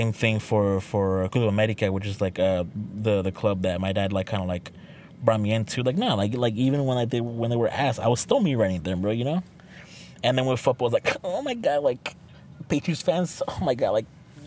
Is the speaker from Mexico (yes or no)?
yes; Mexico; I'm from Mexico